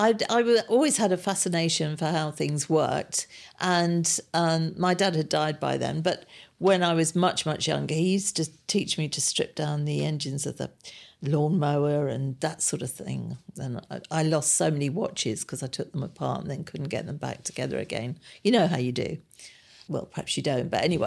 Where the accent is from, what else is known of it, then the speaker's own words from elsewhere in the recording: Harrow, London, United Kingdom; also born or lived in Kingsbury; I was born in Kingsbury, which is Northwest Nine, and then I moved, or my parents moved to Harrow, where I've lived ever since. Very boring, I'm afraid. I haven't gone very far, but I've stayed in Harrow.